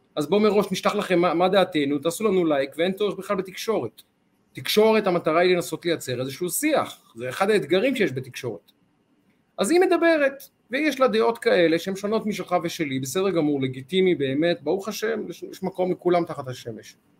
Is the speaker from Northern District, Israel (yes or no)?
no; Ramat Gan, Tel Aviv District, Israel; איך אומרים אצלנו ברמת גן